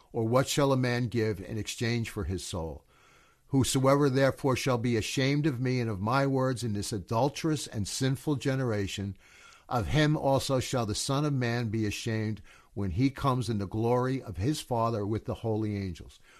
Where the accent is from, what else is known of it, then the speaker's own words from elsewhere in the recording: United States; I'm an American